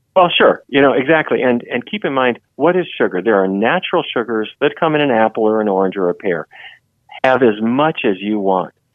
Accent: Fargo, North Dakota, United States; I grew up in Fargo, North Dakota

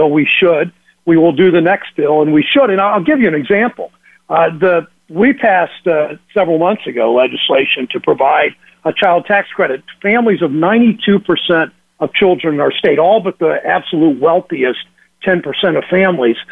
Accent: Mansfield, Ohio, United States; I grew up in Mansfield, as I said, played basketball against Fenley.

